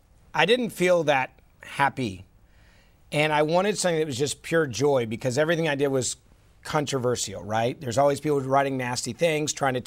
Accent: Memphis, Tennessee, United States; Literally opened a barbecue restaurant in my hometown of Memphis.

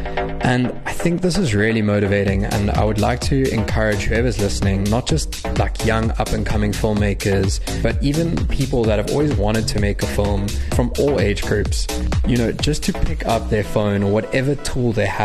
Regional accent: Durban, KwaZulu-Natal, South Africa; moved away as an adult; also born or lived in Cape Town; I've grown up my entire life at the same address in the Rose Hill, Durban North area.

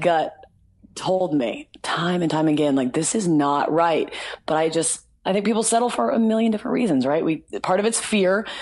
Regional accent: the South, United States; also born or lived in Nashville; I'm from the South

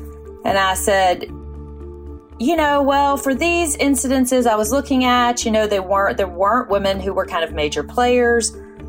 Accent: Louisiana, United States; I'm from Louisiana. My entire family on both sides is from Louisiana, as far back as we trace.

